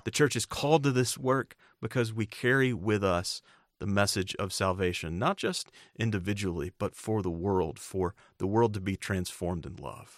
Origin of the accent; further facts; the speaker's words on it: United States; my home country of the United States